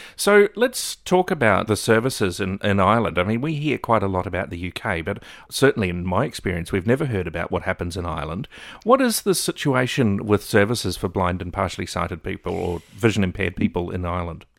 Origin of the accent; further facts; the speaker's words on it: New Zealand; moved away as an adult; now in Melbourne, Australia; I grew up in New Zealand